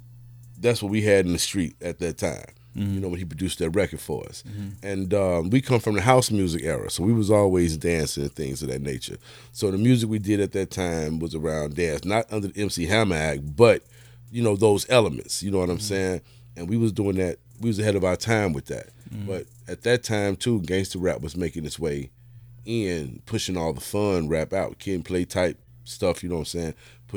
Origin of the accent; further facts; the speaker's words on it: Chicago, Illinois, United States; born and raised in Chicago, you know. Born and started out on the east side, man, the Jeffrey Manor, you know what I'm saying, 1973. Moved to Inglewood in 84